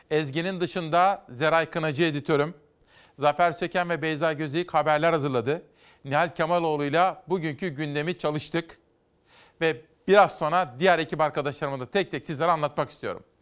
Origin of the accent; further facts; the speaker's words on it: Kütahya, Turkey; Memleketimden bir gazete Kütahya Ekspres 19 Mayıs Atatürk Anma Gençlik ve Spor Bayramı kutlu olsun diyor.